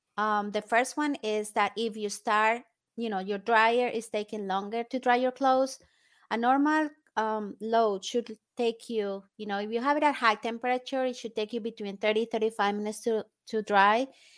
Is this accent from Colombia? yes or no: yes; Colombia; now in United States; I am originally from Colombia in South America. And I was born and raised there. And then I came to the States.